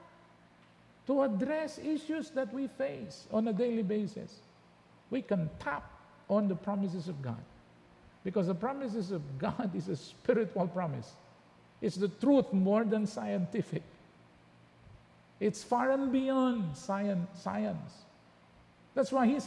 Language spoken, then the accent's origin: English; Philippines; our origin is in the Philippines